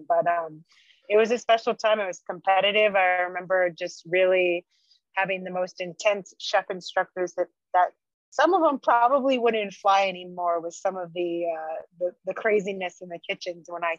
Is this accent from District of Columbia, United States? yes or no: no; Santa Cruz, California, United States; moved away as an adult; I loved growing up in Santa Cruz.